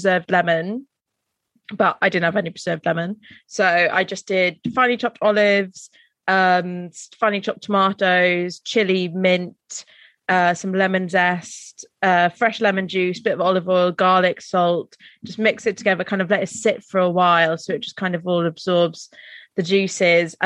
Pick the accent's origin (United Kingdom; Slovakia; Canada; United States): United Kingdom; Welsh, Wales; I'm Welsh